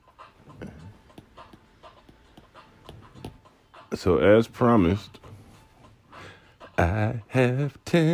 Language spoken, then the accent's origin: English; New York, United States; I'm a New Yorker.